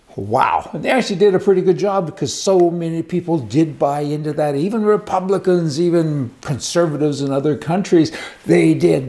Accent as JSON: {"language": "English", "country": "Canada", "moved": "yes", "lives_now": "United States", "said": "I'm a Canadian. I worked really hard to get my resident status in the U.S."}